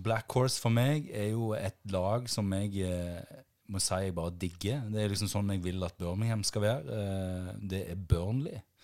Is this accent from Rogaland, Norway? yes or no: yes; Jæren, Rogaland, Norway; jeg verdens stolteste for at jeg er fra Jæren